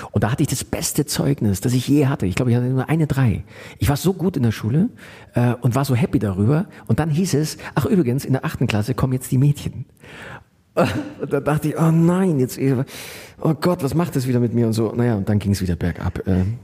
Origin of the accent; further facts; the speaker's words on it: Munich, Bavaria, Germany; Also ich war es ja, ich bin ja Münchner